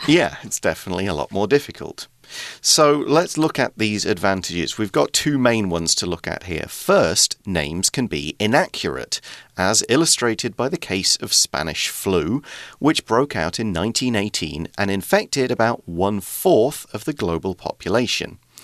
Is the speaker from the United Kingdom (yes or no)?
yes; United Kingdom; now in Taiwan; I'm British because uh, I'm from the UK